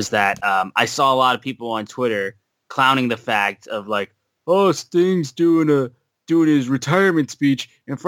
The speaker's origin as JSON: {"language": "English", "town": "Detroit", "region": "Michigan", "country": "United States"}